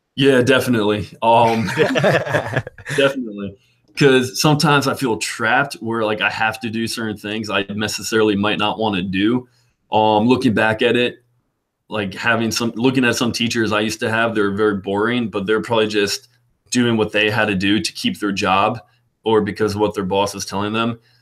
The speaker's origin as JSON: {"language": "English", "town": "Peapack-Gladstone", "region": "New Jersey", "country": "United States", "tie": "born or raised there", "said": "I grew up in Peapack, Gladstone, New Jersey"}